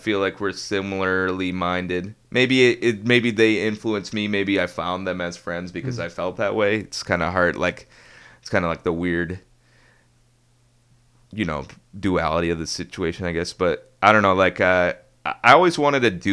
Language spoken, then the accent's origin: English; Ann Arbor, Michigan, United States; also born or lived in Ypsilanti, Michigan; Born and raised in Ann Arbor.